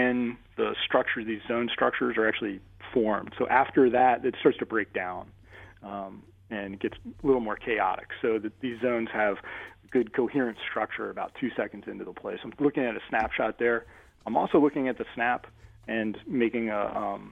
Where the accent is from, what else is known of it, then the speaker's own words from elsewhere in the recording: Baltimore, Maryland, United States; I grew up in Baltimore